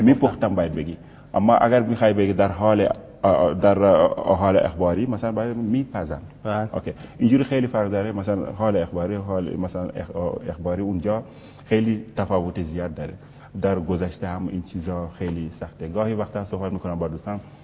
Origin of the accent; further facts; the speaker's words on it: Senegal; first language Wolof; Persian is a second language; moved away; زبان والاف زبان مادریمون هستش